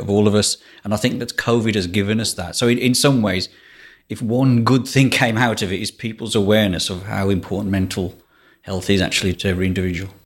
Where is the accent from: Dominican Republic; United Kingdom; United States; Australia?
United Kingdom; Walsall, West Midlands; Yeah, so I'm from England. I'm place called Walsall, which is about seven miles north of Birmingham.